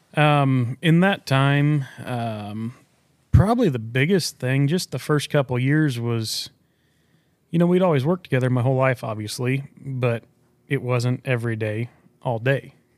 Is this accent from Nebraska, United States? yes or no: yes; Culbertson, Nebraska, United States; I'm from Culbertson, Nebraska, southwest corner of Nebraska, um, Hitchcock County